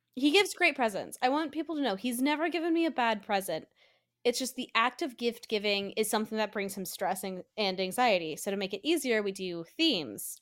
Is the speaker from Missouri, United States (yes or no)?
no; Colorado, United States; now in Pennsylvania, United States; back in Colorado, my home state. I'm visiting home for Christmas